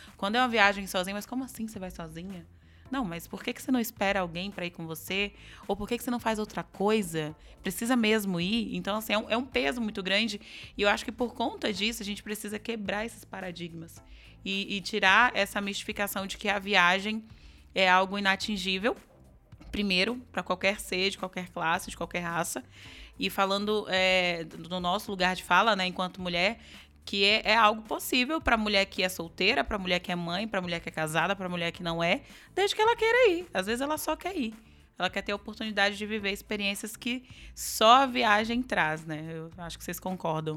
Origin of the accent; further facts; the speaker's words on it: Itabuna, Bahia, Brazil; eu também nasci numa cidade muito pequena, só que no interior da Bahia, no extremo sul da Bahia, uma cidade que chama Itabuna.